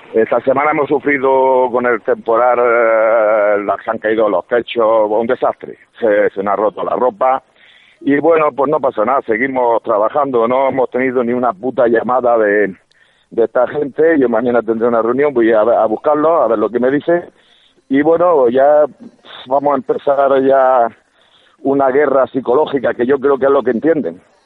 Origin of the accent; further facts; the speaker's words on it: Almería, Andalusia, Spain; Yo soy almeriense